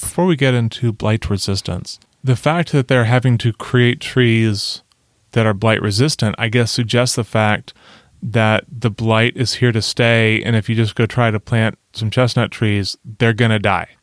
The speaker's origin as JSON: {"language": "English", "country": "United States", "said": "we're American"}